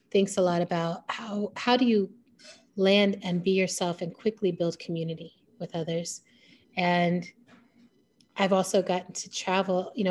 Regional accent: Germany; now in United States; And growing up in Germany, you're living in the legacy of a country hitting its rock bottom.

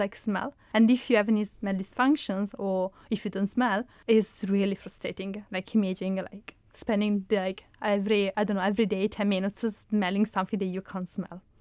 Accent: Italy; accent: Italian; English is a second language; moved away; my hometown, which is in Italy, because it's where I'm coming from, as you can spot from my accent

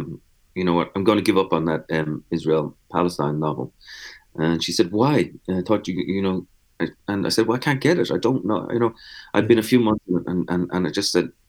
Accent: Dublin, Leinster, Ireland; now in New York, United States; I'm from Dublin

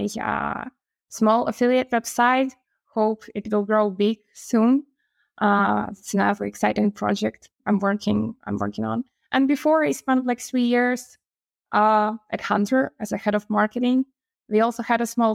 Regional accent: Ukraine; moved away as an adult; now in Barcelona, Spain; I'm from Ukraine. I'm Ukrainian, female.

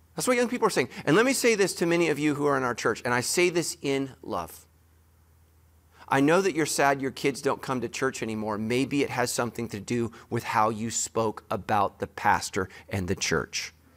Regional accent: United States; I'm American

